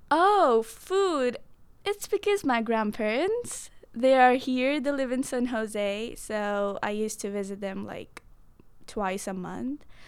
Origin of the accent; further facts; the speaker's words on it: Mohali, Punjab, India; moved away as an adult; now in United States; I'm from Punjab. It's in the northwestern side, and in Punjab, I'm from Mohali.